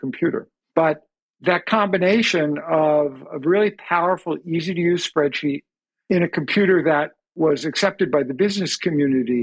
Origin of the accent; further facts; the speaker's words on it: Long Island, New York, United States; I grew up on Long Island